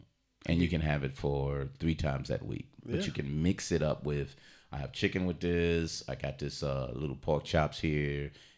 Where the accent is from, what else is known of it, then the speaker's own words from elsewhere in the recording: New York, United States; So kosher. I'm from New York. Kosher hot dogs.